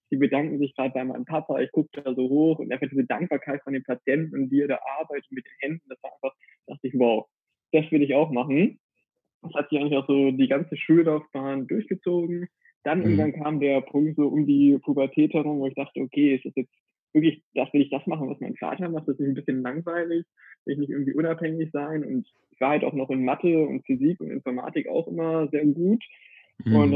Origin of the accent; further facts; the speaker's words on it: Hanover, Lower Saxony, Germany; now in Valencia, Spain; eine Kommilitonin kennengelernt vor Ort, die aus der gleichen Stadt wie ich komme, aus Hannover.